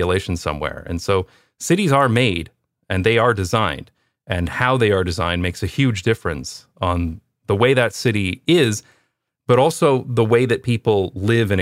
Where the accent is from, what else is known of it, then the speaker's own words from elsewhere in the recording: London, Ontario, Canada; moved away as an adult; also born or lived in Toronto / United Kingdom / Taiwan / Belgium; I'm from London, Ontario